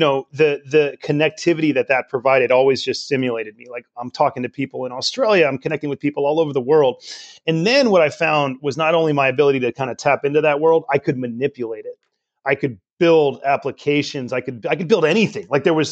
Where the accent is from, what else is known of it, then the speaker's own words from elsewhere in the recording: Richmond, California, United States; I grew up in Richmond here in the East Bay of California